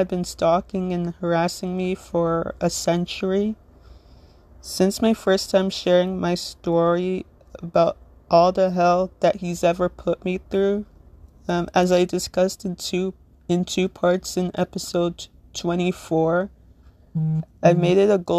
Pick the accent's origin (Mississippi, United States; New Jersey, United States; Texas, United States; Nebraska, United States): New Jersey, United States; Little Ferry; I am from Little Ferry, New Jersey